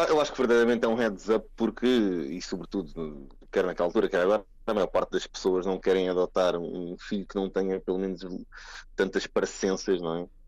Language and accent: Portuguese; Cascais, Lisbon, Portugal; nasci em Cascais